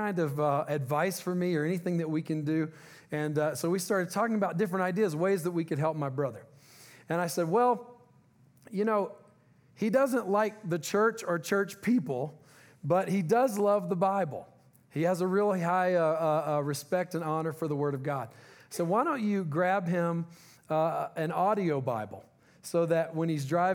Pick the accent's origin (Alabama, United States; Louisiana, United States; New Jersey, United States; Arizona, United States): Louisiana, United States; moved away; We're originally from Louisiana